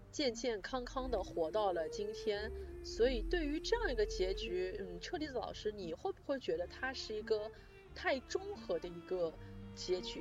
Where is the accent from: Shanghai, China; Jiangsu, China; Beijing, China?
Shanghai, China; 我作为一个上海人